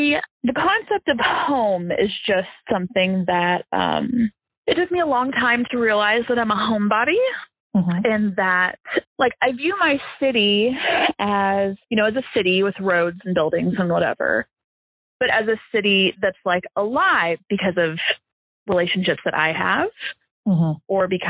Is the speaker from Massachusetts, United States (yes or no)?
no; Fayetteville, Arkansas, United States; I am from Fayetteville, Arkansas. I have lived in my neighborhood since I was 7. I live one street over from my childhood home.